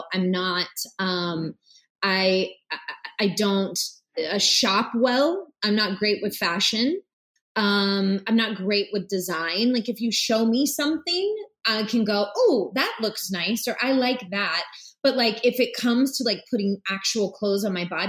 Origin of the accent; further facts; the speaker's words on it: Blackshear, Georgia, United States; I was born in Blackshear, Georgia. And it's a really small town about 40 minutes north of the Florida line. Real, real, real country, real south. Everybody knows everyone.